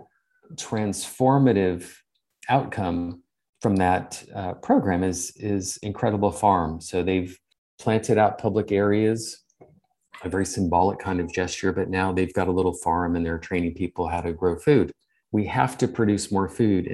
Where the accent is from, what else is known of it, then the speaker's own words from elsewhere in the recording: California, United States; moved away as an adult; now in England, United Kingdom; I'm from California